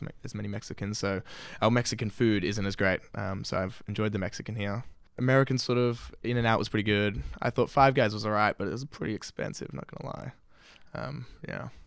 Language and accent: English; Sydney, New South Wales, Australia; I'm from Sydney, Australia.